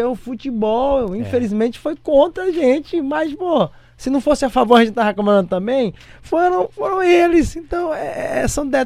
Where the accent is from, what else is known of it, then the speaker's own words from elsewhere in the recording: Bahia, Brazil; moved away; also born or lived in South Korea / Japan / Rio de Janeiro; porque sou baiano, né?